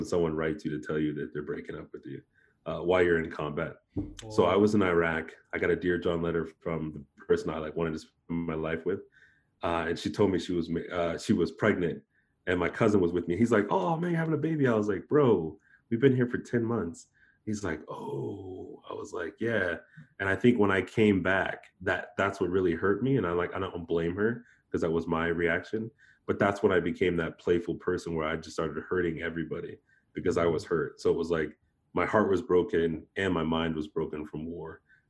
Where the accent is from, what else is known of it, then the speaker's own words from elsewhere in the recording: Japan; being that I grew up in Japan, I've always been spiritual.